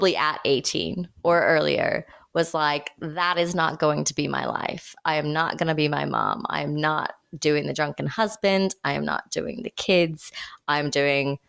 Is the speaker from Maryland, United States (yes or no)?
no; Indiana, United States; growing up in Indiana